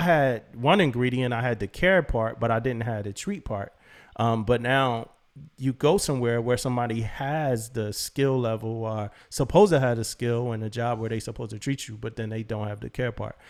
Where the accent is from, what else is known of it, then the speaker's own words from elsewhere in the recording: Philadelphia, Pennsylvania, United States; moved away as an adult; I'm a kid from Philly who loved music and joined the Navy to be an electrician